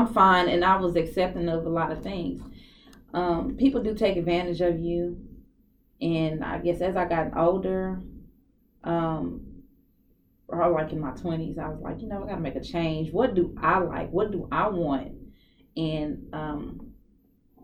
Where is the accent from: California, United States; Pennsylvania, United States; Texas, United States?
Texas, United States; Dallas; I'm born and raised here